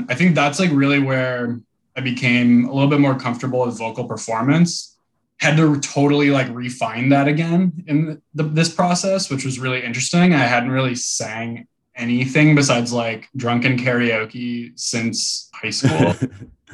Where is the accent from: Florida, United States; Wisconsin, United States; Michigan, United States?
Wisconsin, United States; Madison; I grew up in Madison, Wisconsin